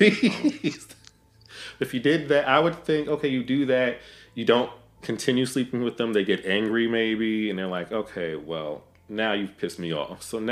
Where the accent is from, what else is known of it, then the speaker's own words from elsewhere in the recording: Amityville, New York, United States; I'm from Amityville.